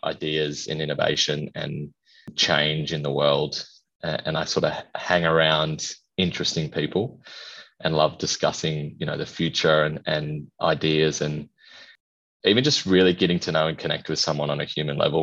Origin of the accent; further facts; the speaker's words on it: Perth, Western Australia, Australia; moved away as an adult; also born or lived in Kalgoorlie, Western Australia; now in Brisbane, Australia; I am originally from Kalgoorlie, lived most of my life in Perth, but moved. I live in Brisbane now